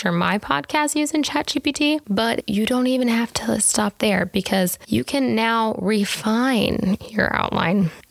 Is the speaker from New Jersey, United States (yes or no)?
no; Tennessee, United States; I was raised in Tennessee, so I say y'all